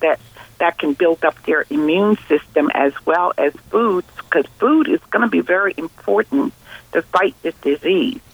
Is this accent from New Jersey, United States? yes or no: yes; New Jersey, United States; I'm from New Jersey